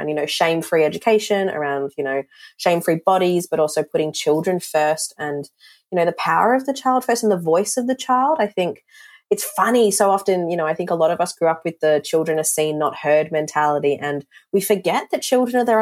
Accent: Darwin, Northern Territory, Australia; moved away as an adult; now in Melbourne, Australia; I grew up in Darwin in the Northern Territory

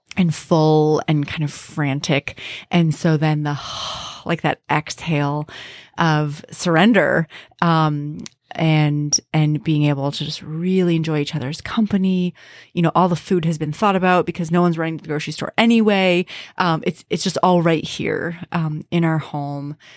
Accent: Minnesota, United States; as a Minnesotan

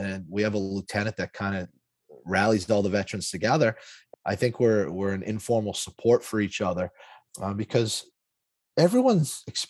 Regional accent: Lawrence, Massachusetts, United States; I grew up in Lawrence, Massachusetts.

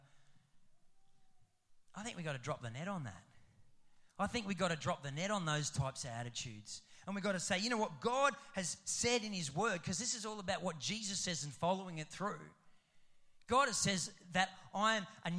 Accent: Roma, Queensland, Australia; I'm from Rome.

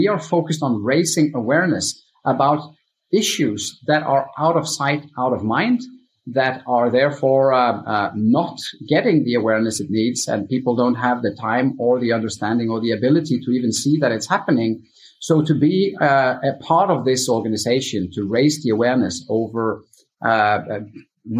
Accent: Stavanger, Rogaland, Norway; also born or lived in United States; now in Stavanger, Norway; I could move back from the US to my hometown Stavanger

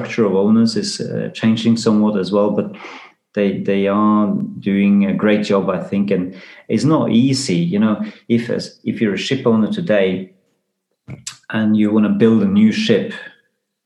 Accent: Risør, Agder, Norway; my hometown, Risør, it was the biggest flag port

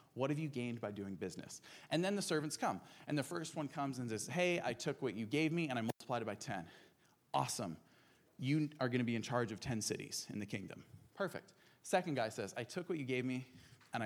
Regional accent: Albania; now in Portland, United States; When I moved here from Albania, where I grew up

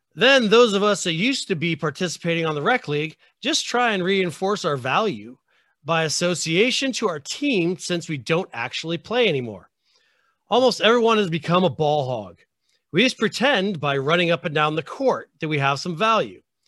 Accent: United States

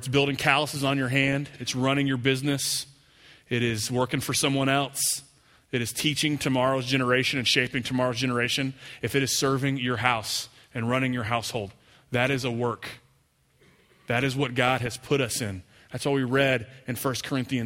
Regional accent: Houston, Texas, United States; I grew up over in Northwest Houston

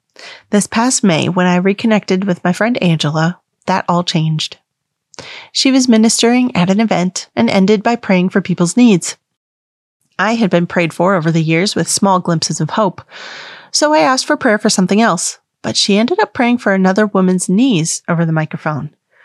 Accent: the Bible Belt, United States; I grew up Catholic in the Bible Belt of the United States.

